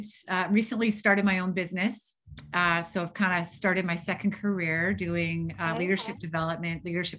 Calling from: Chelsea, Quebec, Canada; So I'm in Chelsea, Quebec, Canada.

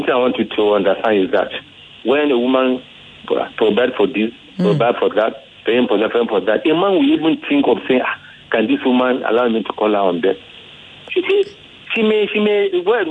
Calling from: Ifo, Ogun State, Nigeria; I'm calling from Ifo, Ogun State.

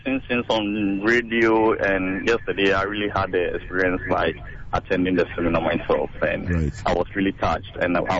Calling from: Accra, Greater Accra, Ghana; I'm calling from Spinters Road.

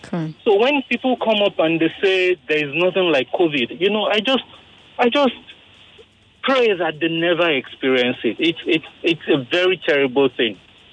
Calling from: Ojodu, Lagos, Nigeria; Yeah, I'm calling from Ojodu.

